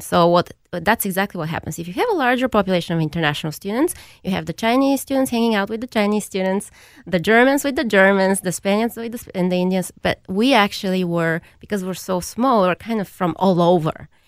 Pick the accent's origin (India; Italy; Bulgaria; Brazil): Bulgaria; now in United States; I grew up in Bulgaria